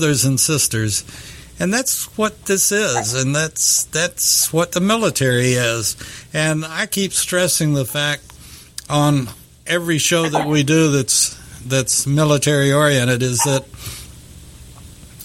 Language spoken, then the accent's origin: English; Texas, United States; I'm a Texan